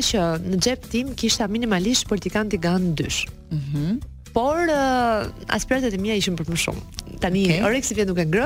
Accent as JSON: {"language": "Albanian", "town": "Elbasan", "region": "Elbasan County", "country": "Albania", "tie": "born or raised there", "moved": "as an adult", "lives_now": "Tirana, Albania"}